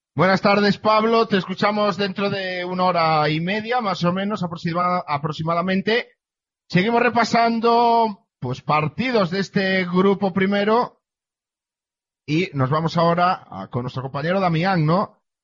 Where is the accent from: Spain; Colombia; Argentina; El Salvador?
Spain; Galicia; venimos a, mi tierra, venimos a Galicia